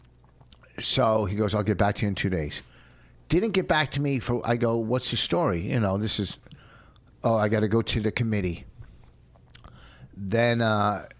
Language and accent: English; Plainfield, New Jersey, United States; Something from my hometown, from Plainfield.